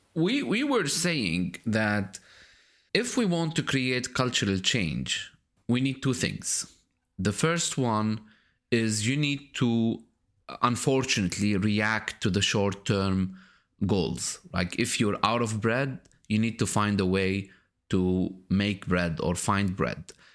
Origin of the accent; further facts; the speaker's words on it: Lebanon; moved away; my latest visit to my home country, Lebanon